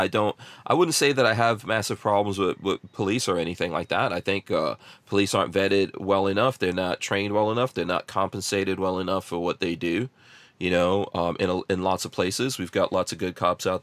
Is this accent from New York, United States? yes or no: yes; New York City, New York, United States; now in Florida, United States; growing up in New York, in Far Rockaway, New York, in the crack 80s.